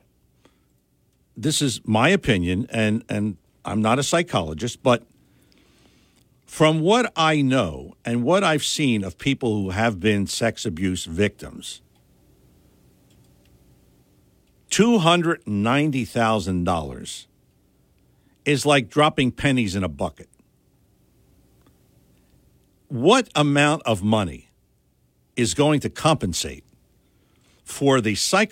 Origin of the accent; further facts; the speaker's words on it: Philadelphia, Pennsylvania, United States; the neighborhood where I grew up in Philadelphia